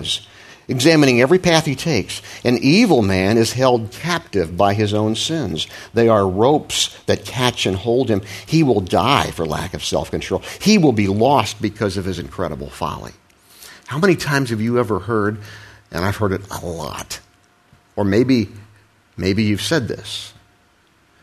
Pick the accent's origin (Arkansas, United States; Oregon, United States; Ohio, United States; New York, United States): Ohio, United States; I was raised in Ohio in the Midwest